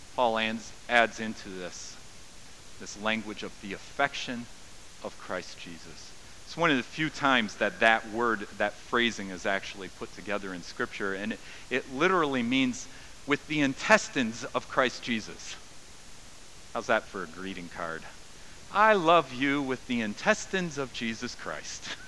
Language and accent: English; United States; I'm an American